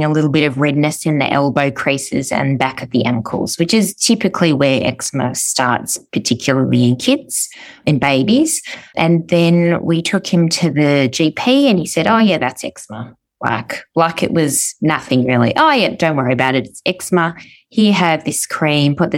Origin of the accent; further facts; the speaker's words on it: Melbourne, Victoria, Australia; I'm from Melbourne, Australia